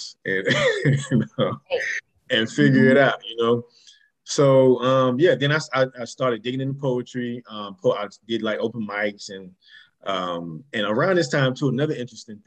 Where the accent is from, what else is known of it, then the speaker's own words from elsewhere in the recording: Miami, Florida, United States; Born and raised in Miami, Florida